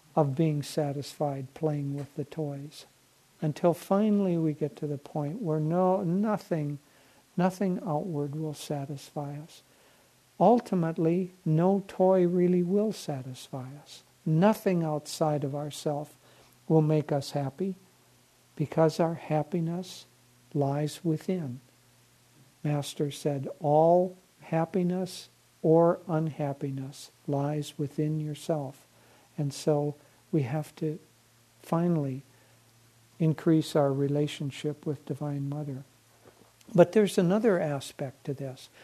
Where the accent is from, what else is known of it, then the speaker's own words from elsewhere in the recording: Minnesota, United States; growing up in Minnesota